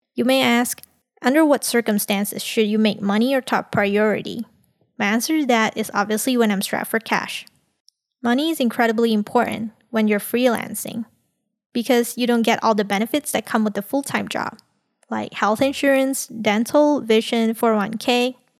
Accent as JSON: {"language": "English", "country": "Malaysia", "tie": "born or raised there", "said": "Coming from a multicultural society in Malaysia"}